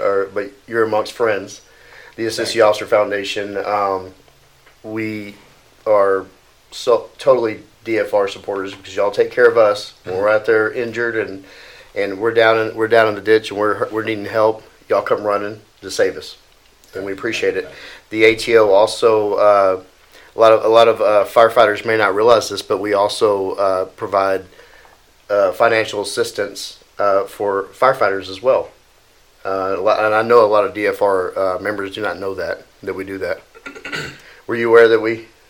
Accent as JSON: {"language": "English", "town": "Dallas", "region": "Texas", "country": "United States", "tie": "born or raised there", "said": "I grew up in Dallas"}